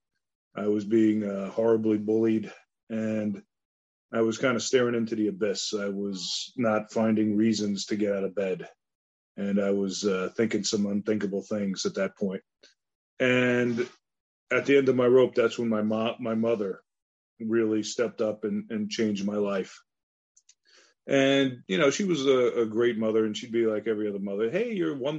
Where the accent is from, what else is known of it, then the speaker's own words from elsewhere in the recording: east end of Long Island, New York, United States; also born or lived in Bronx, New York; My grandmother, was actually unknown to me growing up as a child. We lived on the east end of Long Island